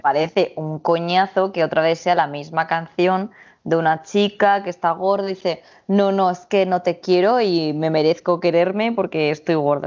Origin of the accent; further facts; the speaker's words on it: Spain; yo vengo de España